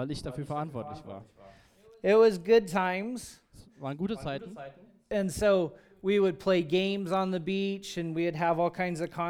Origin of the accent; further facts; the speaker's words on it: California, United States; But I grew up in Southern California.